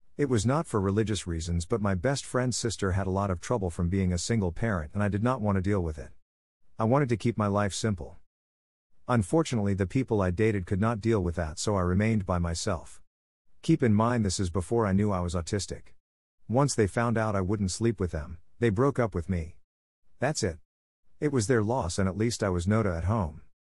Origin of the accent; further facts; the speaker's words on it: Long Island, New York, United States; I grew up on Long Island